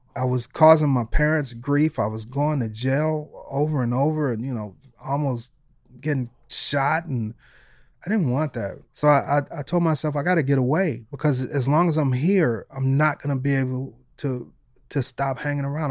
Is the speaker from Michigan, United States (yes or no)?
yes; Detroit, Michigan, United States; moved away; also born or lived in Los Angeles; when I was growing up in Detroit